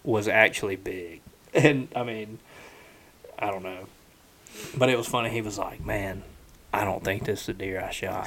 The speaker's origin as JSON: {"language": "English", "region": "the South", "country": "United States", "said": "we're from the South"}